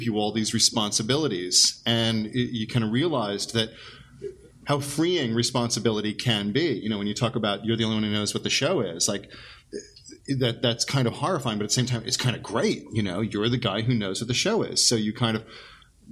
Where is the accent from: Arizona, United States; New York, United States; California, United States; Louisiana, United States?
New York, United States; Great Neck; I grew up in Great Neck, Long Island